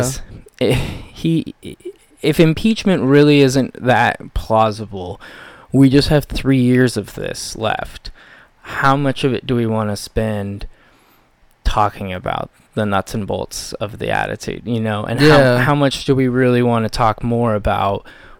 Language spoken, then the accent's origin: English; United States; my experience as an American